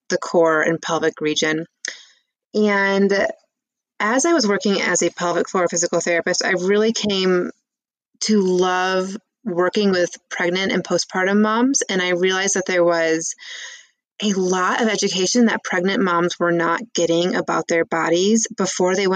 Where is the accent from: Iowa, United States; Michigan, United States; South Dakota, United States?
Michigan, United States; moved away as an adult; also born or lived in California / Colorado; So I am a Midwest girl. I'm from Michigan.